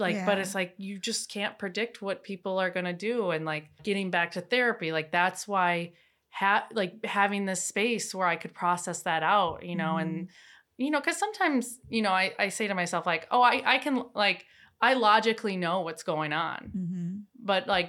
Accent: Wisconsin, United States; In Wisconsin.

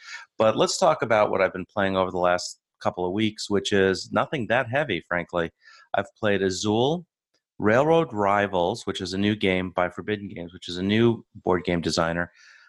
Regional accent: United States; I'm your American host

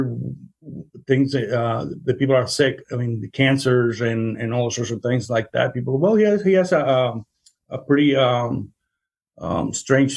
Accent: Mexico; also born or lived in Chicago; now in Kansas, United States; I'm Mexican. I was born in Mexico, and my wife is born in Guatemala.

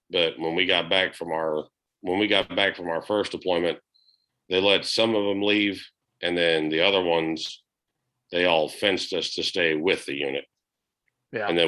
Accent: Florida, United States; now in Alabama, United States; not like down here in like Alabama or growing up in Florida where it was like you walk two seconds to your car as soon as you leave a door and you're drenched.

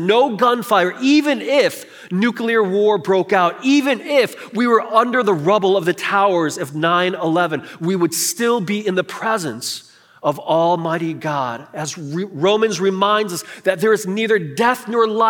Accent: Chicago, Illinois, United States; for most of my upbringing throughout college, until college, I grew up in Chicago

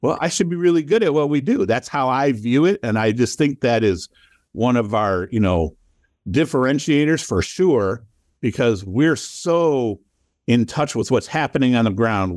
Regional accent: Toledo, Ohio, United States; also born or lived in Cleveland, Ohio; I grew up in Toledo, Ohio

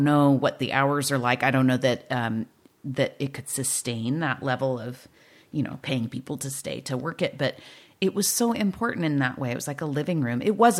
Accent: California, United States; And when I was a kid growing up in South County, we'd come up to Linnaeus to hang out.

